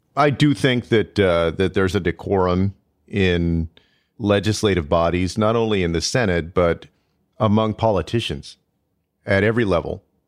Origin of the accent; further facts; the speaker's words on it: Texas, United States; Texas, my home state